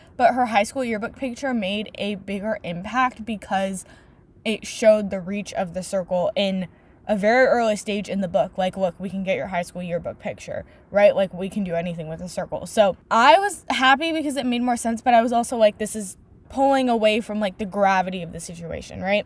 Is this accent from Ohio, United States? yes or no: no; Silicon Valley, California, United States; I literally live in the Silicon Valley. I have for my entire 18 years of existence